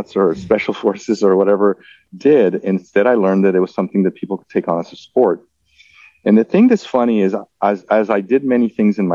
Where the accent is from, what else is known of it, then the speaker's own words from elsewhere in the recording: Mexico; also born or lived in Mexico City; I was raised in Mexico